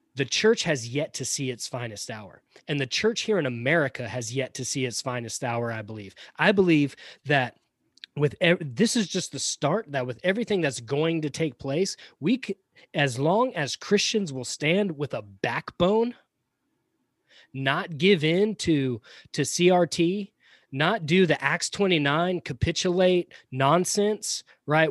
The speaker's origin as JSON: {"language": "English", "region": "Georgia", "country": "United States", "tie": "born or raised there", "also_born_or_lived": "Pompano Beach, Florida", "accent": "Southern", "said": "I grew up in Georgia, so Georgia's all I know."}